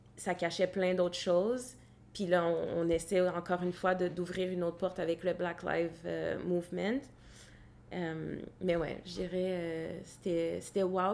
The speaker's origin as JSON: {"language": "French", "town": "Gatineau", "region": "Quebec", "country": "Canada", "tie": "born or raised there", "said": "je suis née à Gatineau"}